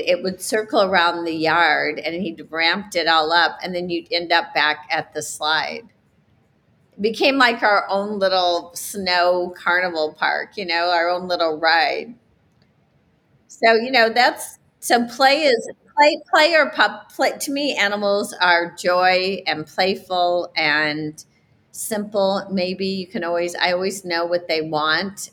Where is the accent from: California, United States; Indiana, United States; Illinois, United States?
Indiana, United States; South Bend; I grew up in South Bend, Indiana